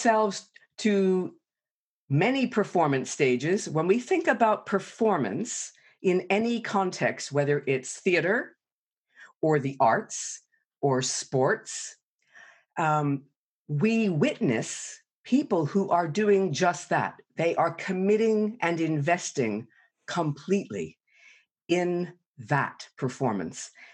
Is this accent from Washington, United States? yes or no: no; New York City, New York, United States; I grew up in New York City